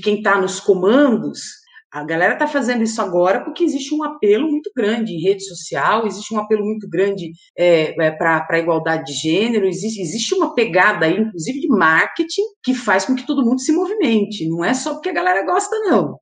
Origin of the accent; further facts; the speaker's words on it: Jundiaí, São Paulo, Brazil; de Jundiaí, que é a minha cidade natal